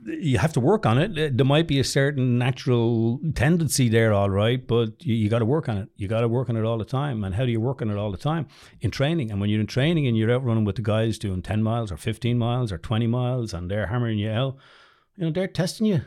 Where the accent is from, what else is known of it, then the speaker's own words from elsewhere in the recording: Dublin, Leinster, Ireland; also born or lived in United States; growing up in Drumna